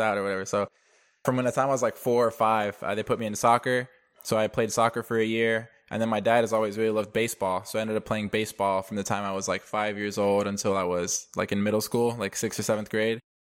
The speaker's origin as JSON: {"language": "English", "town": "Dallas", "region": "Texas", "country": "United States", "tie": "born or raised there", "also_born_or_lived": "Denver, Colorado", "said": "I was born in Denver, but I grew up in, outside of Dallas ever since, uh, first grade"}